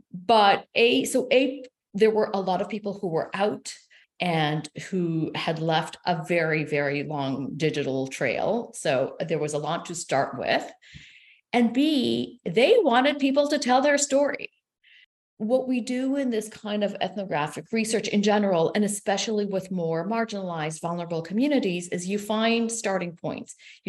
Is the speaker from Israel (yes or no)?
yes; Israel; first language Hebrew; English is a second language; So what I do have in common with them is that I am originally from Israel and I'm a native speaker of Hebrew, but I was raised secular.